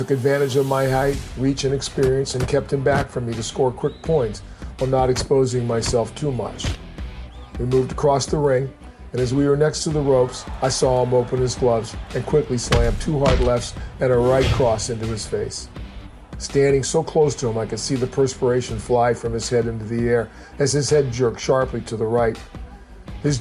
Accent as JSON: {"language": "English", "town": "Portland", "country": "United States", "said": "I was from Portland"}